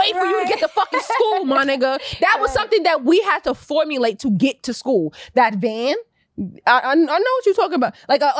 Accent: New York City, New York, United States; I'm from Queens.

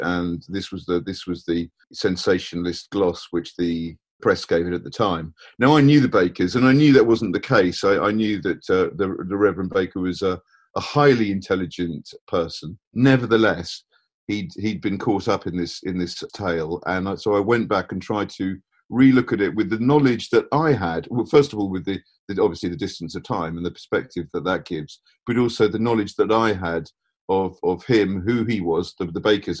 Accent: Sussex, South East England, United Kingdom; moved away; when I was growing up in Sussex, when I was young, before my parents found evangelical religion

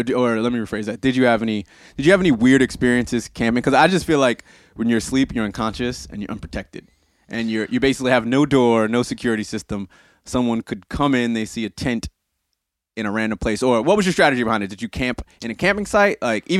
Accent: United States; I am an American.

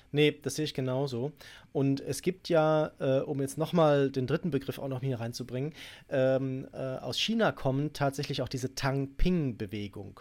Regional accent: Germany; bei uns in Deutschland

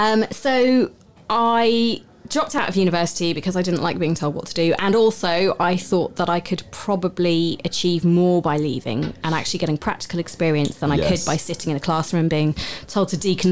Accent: Southampton, South East England, United Kingdom; born there; It worked because I was born in Southampton.

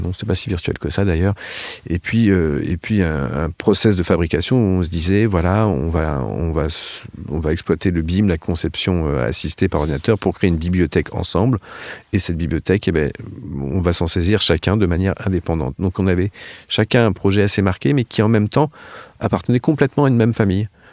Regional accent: France; nous, en tant que Français

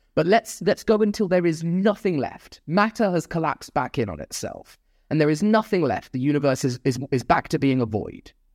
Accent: Nottingham, East Midlands, United Kingdom; the hometown of Nottingham.

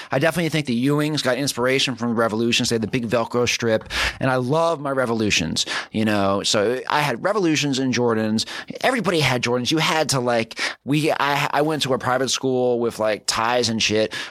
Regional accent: New Jersey, United States; I'm from Jersey.

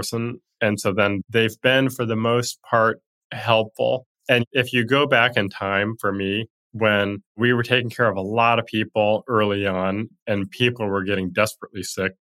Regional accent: Montana, United States; where I grew up in Montana

